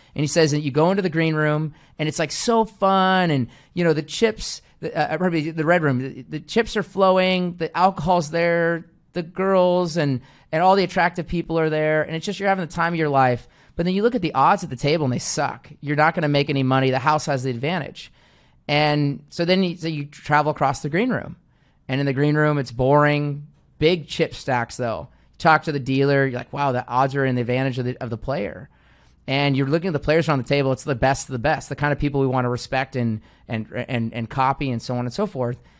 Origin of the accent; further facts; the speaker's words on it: Seattle, Washington, United States; moved away as an adult; now in Phoenix, United States; I was born and raised in Seattle, Washington. I live in Phoenix, Arizona right now